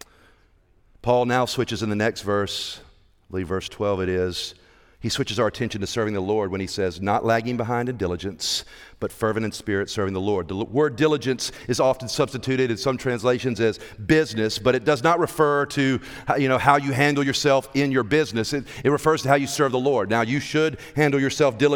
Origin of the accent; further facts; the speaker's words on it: Evans, Georgia, United States; we're from Evans